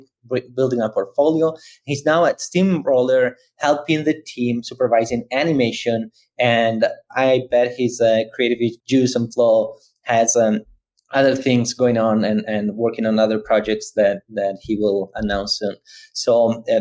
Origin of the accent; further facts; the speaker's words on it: Italy; moved away; I'm from Italy, so I was in Milan